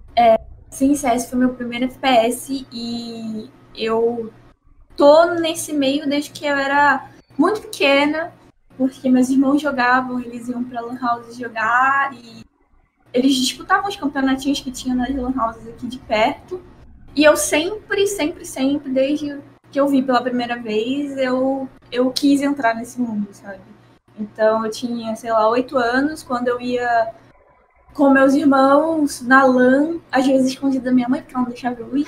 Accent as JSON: {"language": "Portuguese", "region": "Rio de Janeiro", "country": "Brazil", "said": "eu sou do Rio"}